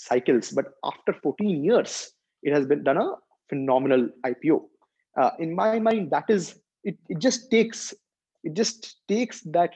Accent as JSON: {"language": "English", "country": "India", "said": "as Indian investors"}